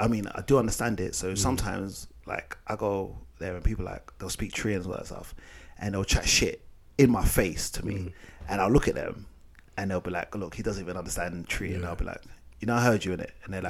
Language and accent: English; Ghana; So, obviously, as you all know, I'm Ghanaian. And obviously, my parents are Ghanaian, whatever. But the issue is that I don't speak, obviously, my mother tongue.